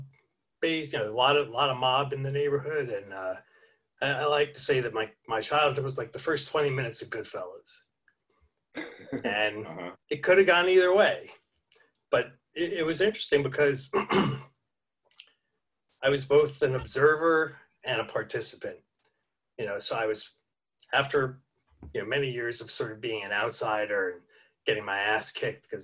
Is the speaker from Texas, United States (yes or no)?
no; New York City, New York, United States; accent: Brooklyn; also born or lived in New Brunswick, New Jersey; my Brooklyn accent got really, really strong